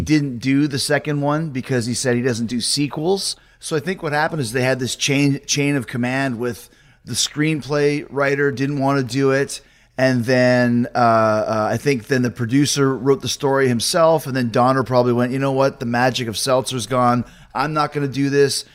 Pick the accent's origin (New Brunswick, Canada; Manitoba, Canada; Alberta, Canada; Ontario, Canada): Manitoba, Canada; Winnipeg; grew up in Winnipeg